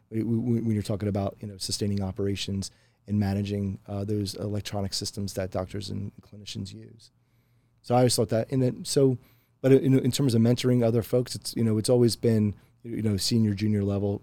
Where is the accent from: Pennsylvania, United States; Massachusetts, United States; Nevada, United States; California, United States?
Pennsylvania, United States; moved away; a lot of folks that I grew up with too in Pennsylvania